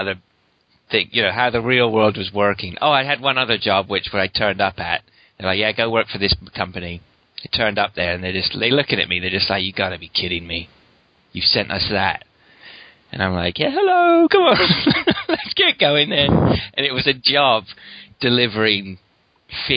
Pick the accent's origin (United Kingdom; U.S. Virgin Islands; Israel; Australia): United Kingdom; Windsor, South East England; I'm just from Windsor.